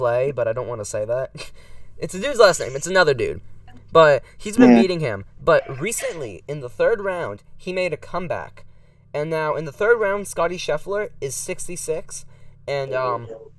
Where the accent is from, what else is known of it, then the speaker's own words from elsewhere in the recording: Central Florida, United States; I was born in Central Florida. I was born literally like 40 minutes away from Tampa